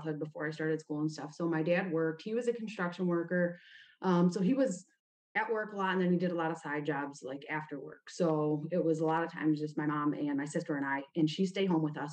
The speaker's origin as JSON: {"language": "English", "town": "Toledo", "region": "Ohio", "country": "United States", "tie": "born or raised there", "also_born_or_lived": "Oregon, Ohio", "said": "I was born in Toledo, Ohio. Actually, I was born in Oregon, but Toledo's where I grew up"}